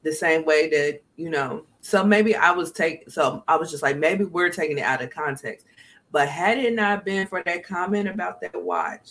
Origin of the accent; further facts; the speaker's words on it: Kansas City, Missouri, United States; I'm from Kansas City, Missouri.